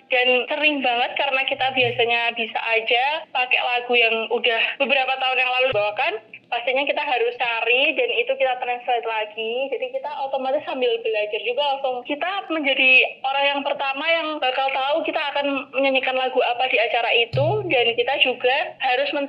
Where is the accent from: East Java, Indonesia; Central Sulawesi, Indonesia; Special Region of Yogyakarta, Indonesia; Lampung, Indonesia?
Special Region of Yogyakarta, Indonesia; Yogyakarta; accent: medok; Terus aku kelihatan banget ya dari suaranya dah medok banget jadi pasti aku dari Jogja